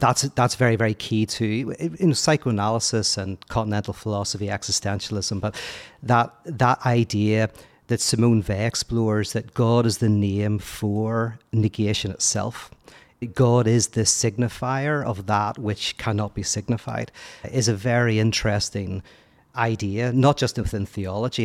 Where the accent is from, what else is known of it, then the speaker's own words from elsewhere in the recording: Belfast, Northern Ireland, United Kingdom; moved away as an adult; also born or lived in United States; I'm from Belfast, born and bred